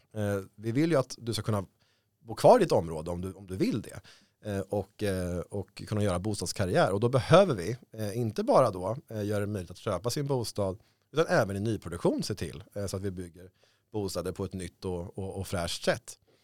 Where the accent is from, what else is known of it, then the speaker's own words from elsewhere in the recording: Stockholm, Stockholm County, Sweden; jag är född i Stockholm. Eh, det här är liksom min stad